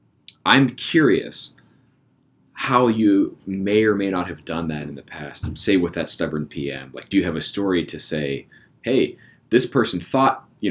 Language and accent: English; Pittsburgh, Pennsylvania, United States; I'm actually from Pittsburgh